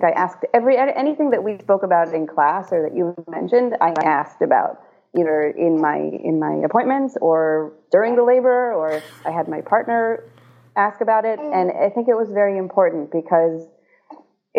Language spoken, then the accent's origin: English; Israel; now in United States; I was born in Israel.